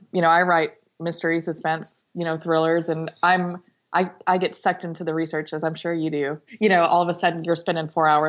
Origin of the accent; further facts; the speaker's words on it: Texas, United States; I'm from Texas, too